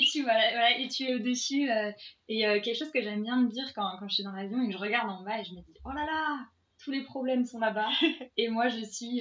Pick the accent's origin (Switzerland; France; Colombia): France; Paris, Île-de-France; je suis parisienne